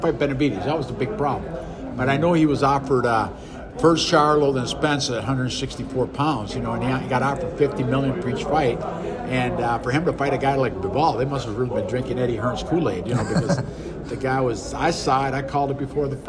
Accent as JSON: {"language": "English", "town": "Minneapolis", "region": "Minnesota", "country": "United States", "tie": "born or raised there", "moved": "yes", "said": "I'm just happy to be back in my hometown. Minneapolis, my hometown"}